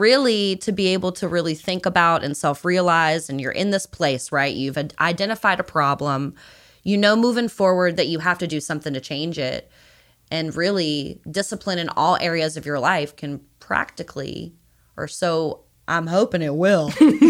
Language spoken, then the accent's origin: English; the South, United States; oh no, I'm from the South. Like, I like barbecue and I like chicken